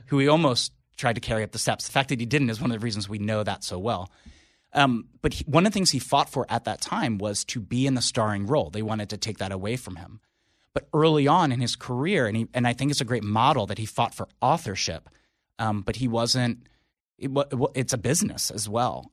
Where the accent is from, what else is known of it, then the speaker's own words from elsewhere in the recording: Philadelphia, Pennsylvania, United States; I grew up in Philly, you know, lifelong Eagles fan